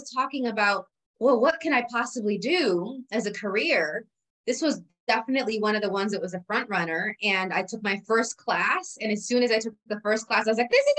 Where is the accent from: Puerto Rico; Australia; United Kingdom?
Puerto Rico; I was born in Puerto Rico